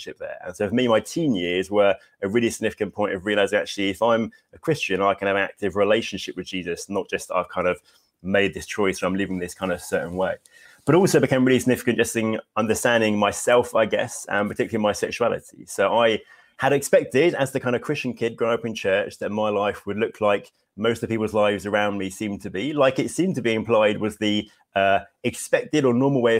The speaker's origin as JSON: {"language": "English", "town": "Hastings", "region": "South East England", "country": "United Kingdom", "tie": "born or raised there", "lives_now": "Bexhill, United Kingdom", "said": "I grew up in Hastings, which is near, I live in Bexhill now"}